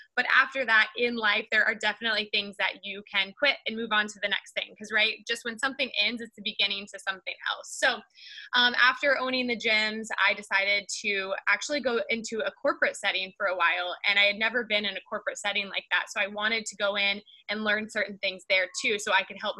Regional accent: Kansas, United States; moved away as an adult; now in California, United States; it started back in Kansas 33 years ago. That's where I was born, and I grew up in Kansas.

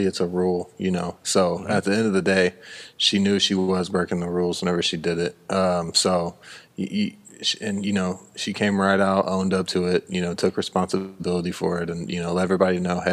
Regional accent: United States; an American guy from America

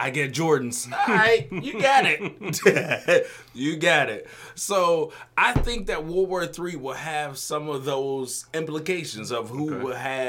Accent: Illinois, United States; moved away; So, I was raised in Illinois

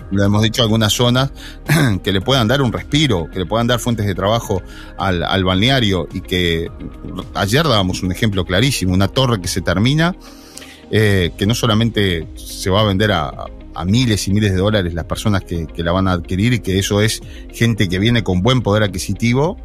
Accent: La Paloma, Rocha, Uruguay; yo nací en La Paloma

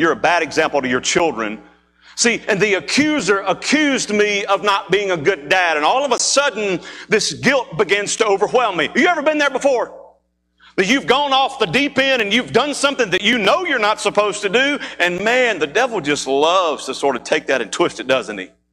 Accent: Mississippi, United States; moved away; being from Mississippi, there are times that we go home. That's what I still call home

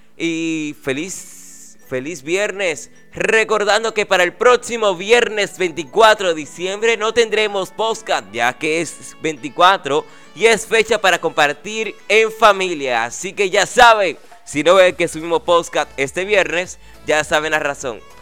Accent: Dominican Republic; aquí en República Dominicana, en mi país

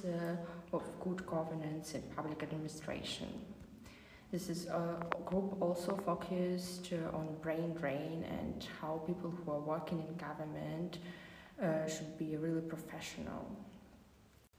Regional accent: Ukraine; now in Germany; I'm from Ukraine. Currently, I'm studying in Germany.

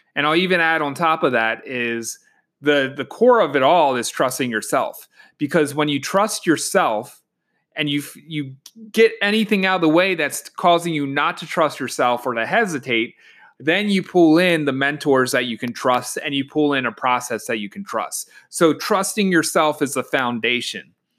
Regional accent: Baltimore, Maryland, United States; moved away as an adult; now in Washington, D.C., United States; I'm from Baltimore and I just moved to DC

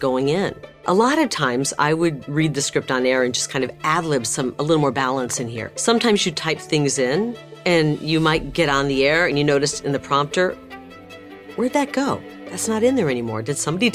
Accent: Bettendorf, Iowa, United States; moved away as an adult; now in Phoenix, United States; I was born and raised in Bettendorf, Iowa, part of the Quad Cities.

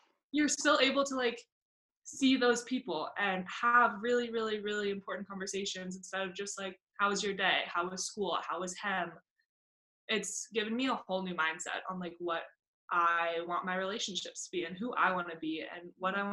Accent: Littleton, Colorado, United States; I'm from Littleton, Colorado, which is just outside of Denver

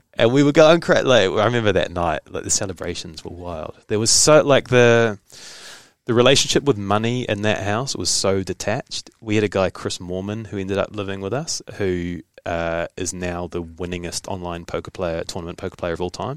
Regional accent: New Zealand; also born or lived in Hamilton, New Zealand; I bounced back to New Zealand

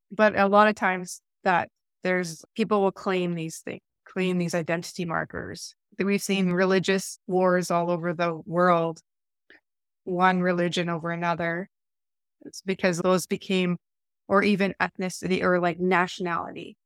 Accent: Eastern Ontario, Canada; I come from Eastern Ontario

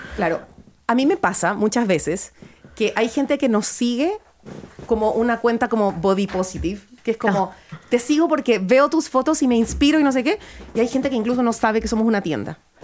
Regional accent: Guayaquil, Guayas, Ecuador; accent: Ecuadorian; now in Chile; yo efectivamente nací en Chile, pero me crié en Guayaquil

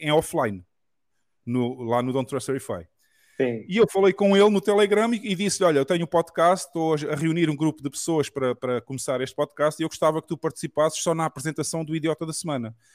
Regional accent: Portugal; accent: Portuguese of Portugal; also born or lived in Brazil; o português de Portugal que eu falo normalmente

